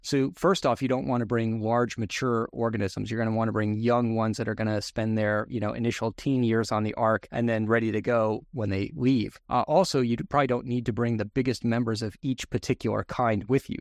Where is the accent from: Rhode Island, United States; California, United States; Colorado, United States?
Rhode Island, United States; moved away as an adult; also born or lived in Pennsylvania / Rapid City, South Dakota; I boomeranged back to my home state of Rhode Island